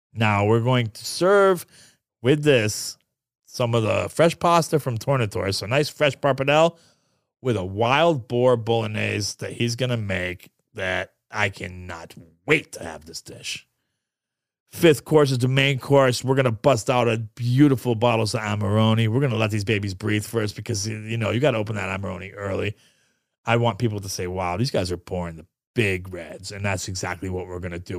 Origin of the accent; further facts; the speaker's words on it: New York, United States; moved away; I'm Sicilian from New York